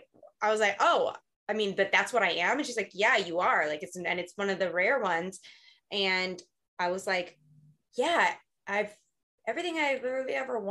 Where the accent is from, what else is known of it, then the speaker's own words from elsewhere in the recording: Southern California, United States; I'm from Southern California. I've lived here my whole life.